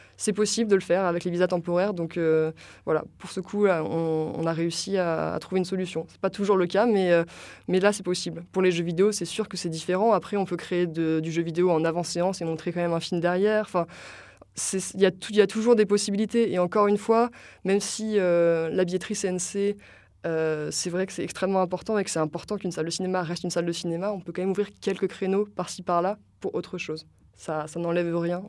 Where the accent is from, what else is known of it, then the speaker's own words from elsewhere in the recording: La Rochelle, Nouvelle-Aquitaine, France; moved away; also born or lived in Paris; je viens de La Rochelle